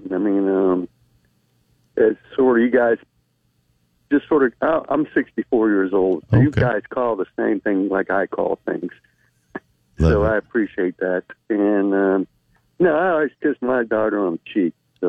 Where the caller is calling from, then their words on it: Sanford, Florida, United States; Calling from Sanford, Florida.